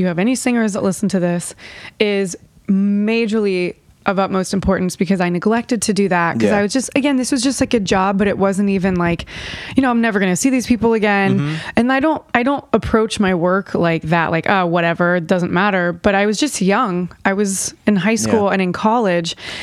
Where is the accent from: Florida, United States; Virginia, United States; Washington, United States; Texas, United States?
Virginia, United States; moved away as an adult; now in Nashville, United States; I grew up in Virginia and I moved to Nashville about 7 years ago, July